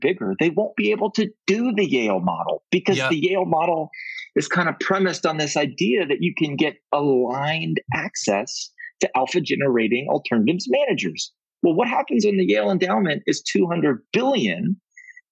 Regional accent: Canada; As a Canadian myself, I'm a dual citizen.

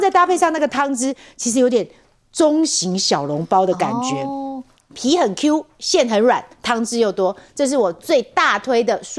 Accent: southern Taiwan, Taiwan; moved away; 因为你跟我一样是从南部来的，

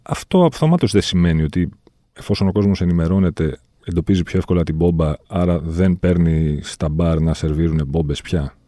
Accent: Volos, Thessaly, Greece; είμαι και από το Βόλιο

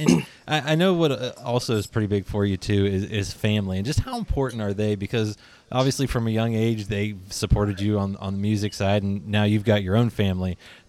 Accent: just outside of Pittsburgh, Pennsylvania, United States; now in Kentucky, United States; I'm living in Kentucky now, but I grew up just outside of Pittsburgh

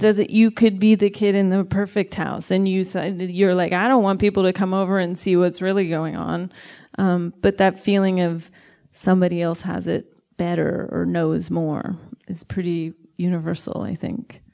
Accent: Sacramento, California, United States; I am from Sacramento and I love it

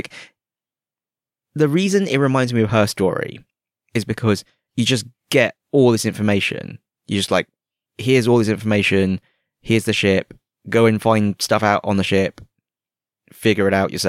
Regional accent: United Kingdom; now in Hong Kong; I've had several people ask me if I'm from Sydney. And I'm like, no, I'm from the UK. And they're like, oh, you don't really sound like you're from the UK.

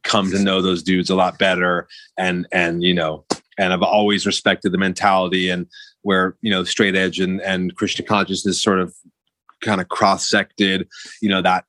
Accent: New York City, New York, United States; also born or lived in Ojai; now in Los Angeles, United States; I was born here, but by the time I was sort of like about 7 or 8, I was already kind of going away to like up kind of out of Los Angeles, up in Ojai. But by the time I was around, like, I would say from eight, like 84 on, I was pretty much exclusively school-wise back east. And then also living in New York City

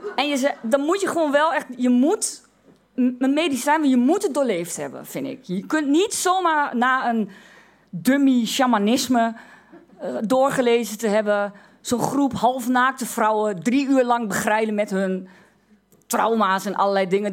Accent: Twente, Overijssel, Netherlands; ik uit Twente kom

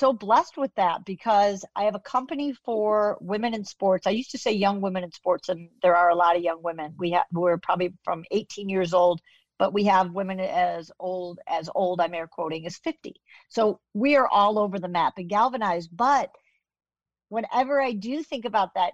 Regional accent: Chicago, Illinois, United States; moved away; also born or lived in Kansas; I'm a Chicago girl, but I went to the University of Kansas. So I adopted, you know, I have a little bit of Kansas in me, but Chicago is really my foundation

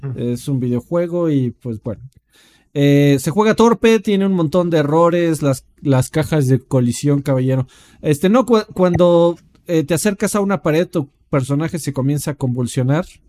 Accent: Mexico; como, como Mexa

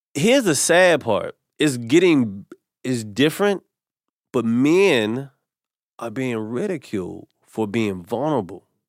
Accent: North Carolina, United States; I'm from North Carolina

